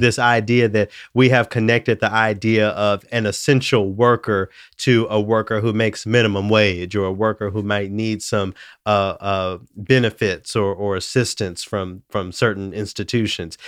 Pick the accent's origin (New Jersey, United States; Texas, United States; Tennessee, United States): Tennessee, United States; Memphis; now in Minnesota, United States; I'm from Memphis